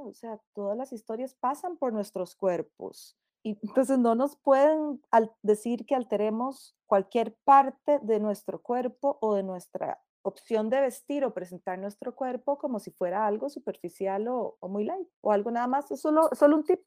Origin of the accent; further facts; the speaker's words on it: Costa Rica; En Costa Rica nosotras que somos hijos predilectos de la Virgen de los Ángeles